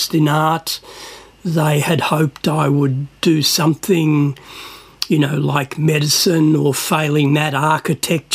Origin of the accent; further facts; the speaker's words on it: Melbourne, Victoria, Australia; also born or lived in Cyprus; I grew up in Sunshine and Footscray